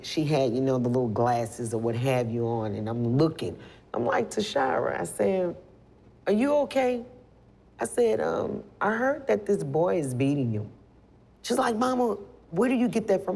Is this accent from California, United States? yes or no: no; New Orleans, Louisiana, United States; moved away; I'm from originally from New Orleans, Louisiana. So I've been through Katrina.